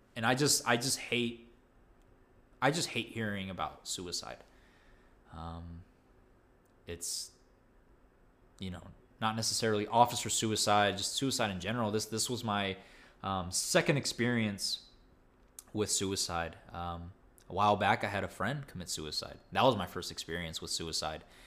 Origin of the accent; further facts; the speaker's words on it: Texas, United States; as a Texan